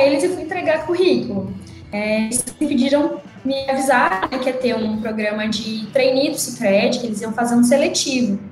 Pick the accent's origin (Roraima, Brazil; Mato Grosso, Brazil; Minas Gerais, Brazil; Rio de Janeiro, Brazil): Mato Grosso, Brazil; Minha família é do estado de São Paulo e eu sou a única que nasci no Mato Grosso